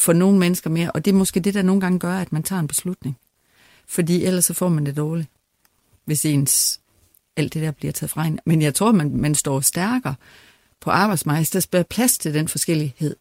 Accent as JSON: {"language": "Danish", "area": "West Jutland", "region": "Central Denmark Region", "country": "Denmark", "also_born_or_lived": "Aarhus", "moved": "as an adult", "said": "jeg kommer langt ud fra Vestjylland"}